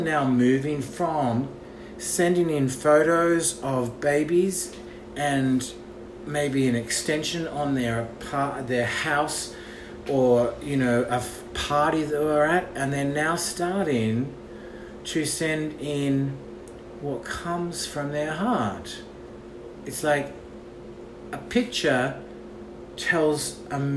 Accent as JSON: {"language": "English", "country": "Australia", "moved": "yes", "lives_now": "Los Angeles, United States", "said": "I'm an Australian living in Los Angeles"}